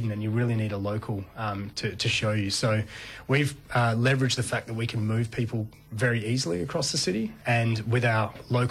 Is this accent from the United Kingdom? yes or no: no; Adelaide, South Australia, Australia; born or raised there; also born or lived in China